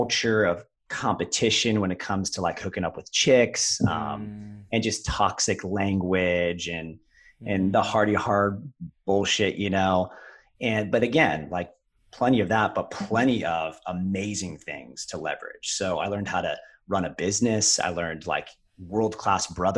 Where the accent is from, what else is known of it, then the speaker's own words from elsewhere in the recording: Ohio, United States; also born or lived in Orange County, California; I grew up half in Southern California and half Ohio.